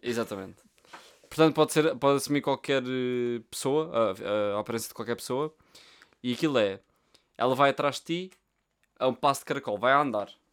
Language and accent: Portuguese; Portugal; Nós somos portugueses